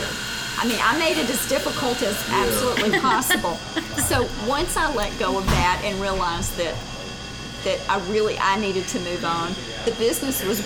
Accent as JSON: {"language": "English", "town": "Greenville", "region": "South Carolina", "country": "United States", "also_born_or_lived": "New York / Charlotte, North Carolina / Texas", "moved": "yes", "lives_now": "Hartsville, United States", "said": "I'm originally from Greenville, South Carolina, and have lived in New York, Charlotte, Texas"}